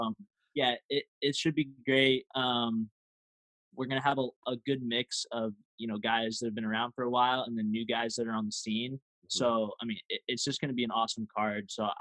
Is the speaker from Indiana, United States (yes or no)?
yes; Indiana, United States; my hometown in Indiana